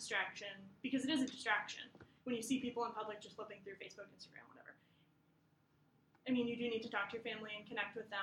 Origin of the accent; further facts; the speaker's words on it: Maine, United States; moved away as an adult; now in Massachusetts, United States; I grew up in Maine